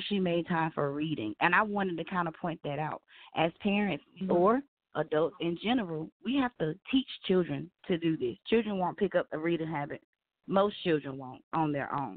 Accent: the South, United States; I'm from the South

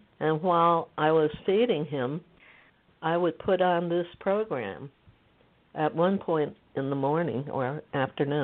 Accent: United States; also born or lived in Beijing, China; having grown up in this country as an Asian

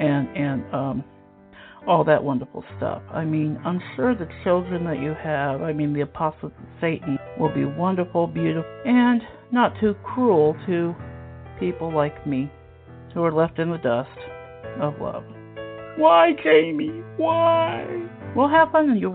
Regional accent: Ohio, United States; I'm from Ohio

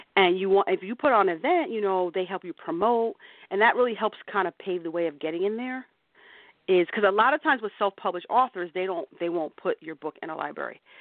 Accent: New Jersey, United States; I grew up in New Jersey. I grew up in a small town in New Jersey.

